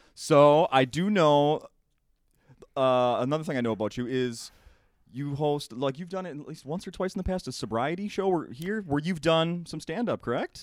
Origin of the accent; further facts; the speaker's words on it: St. Paul, Minnesota, United States; I grew up in St. Paul